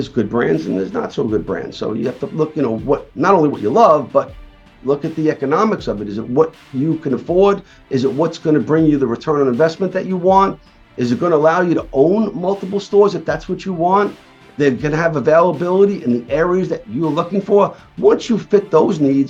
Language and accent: English; New York City, New York, United States; I grew up in Brooklyn, New York